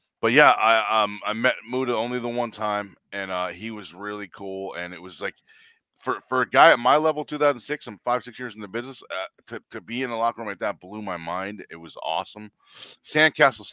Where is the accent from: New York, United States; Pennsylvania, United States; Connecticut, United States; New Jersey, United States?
New Jersey, United States; Atlantic City; I'm from Atlantic City